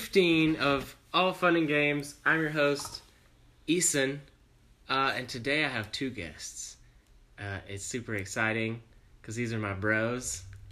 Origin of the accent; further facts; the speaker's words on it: Southwest Georgia, United States; And then I'm from the 229. Shout out to 229. Southwest Georgia.